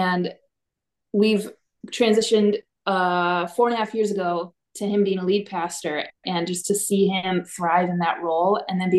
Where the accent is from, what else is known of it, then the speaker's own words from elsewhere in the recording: northern Minnesota, United States; also born or lived in Alexandria, Minnesota; it all started back in northern Minnesota. I grew up in a pastor's family